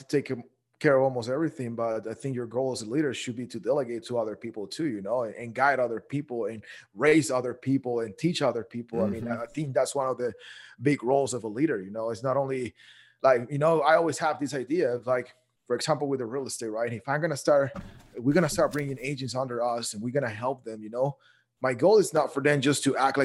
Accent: Guatemala; also born or lived in Dallas, Texas; now in Texas, United States; I'm originally from Guatemala.

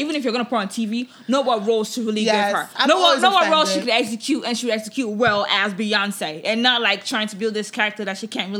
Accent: Nigeria; But I think it's just overall, it's a wonderful thing, you know, as a Nigerian to be able to put that out there.

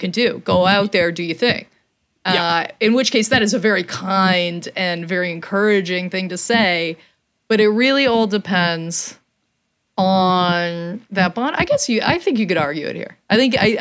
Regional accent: Canada; as a Canadian

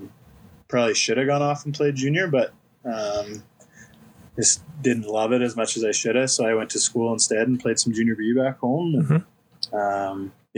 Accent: Leduc, Alberta, Canada; also born or lived in Edmonton, Alberta / Conquest, Saskatchewan; so I was born in Edmonton, then we moved out to Conquest, Saskatchewan. For about 6 years, and so dad just played in Conquest and had to hang around the diamond, do some coach pitch out there. And then when we came back out to Leduc

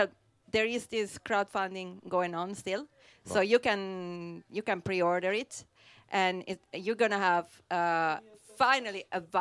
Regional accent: Italy; moved away; I'm from Italy.

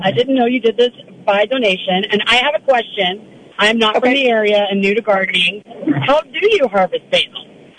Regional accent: Texas, United States; also born or lived in Oakland, California; now in Northern California, United States; I moved up from Oakland. I'm originally from Texas, and I've been in the area for 4 years full-time

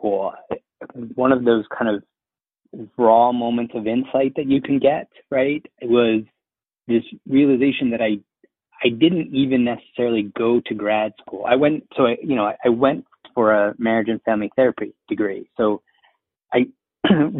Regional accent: Philadelphia, Pennsylvania, United States; I was born in Philly

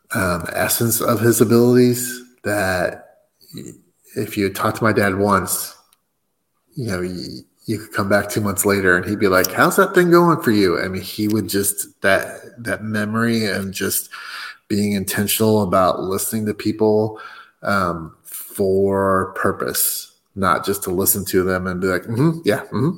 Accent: United States; I'm American

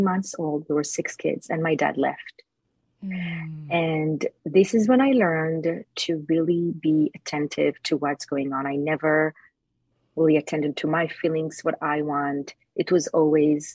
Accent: Jerusalem, Jerusalem District, Israel; moved away; I was born in Jerusalem, Israel.

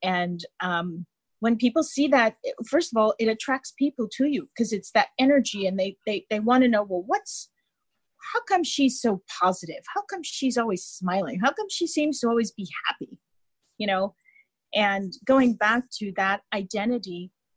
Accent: United States; being American

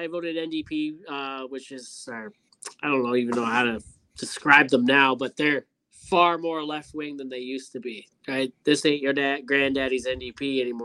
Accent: Canada

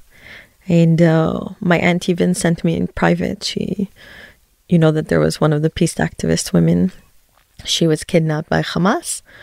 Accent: Canada; moved away as an adult; also born or lived in Tel Aviv, Israel; now in Efrat, West Bank; I was born in Tel Aviv, but grew up in Canada and currently live in Efrat in the West Bank

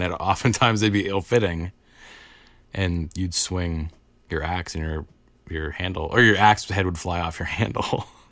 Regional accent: United States; I'm an American.

